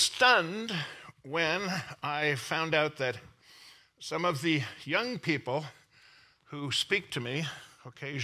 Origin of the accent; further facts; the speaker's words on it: Canada; I'm from Canada. I have dual citizenship, Canada and America. I'm a Canadian-American